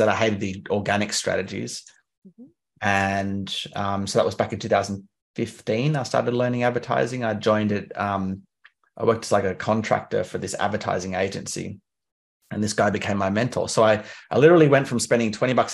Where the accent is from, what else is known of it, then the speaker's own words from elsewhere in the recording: Canberra, Australian Capital Territory, Australia; moved away; I'm from Canberra. I don't live there anymore.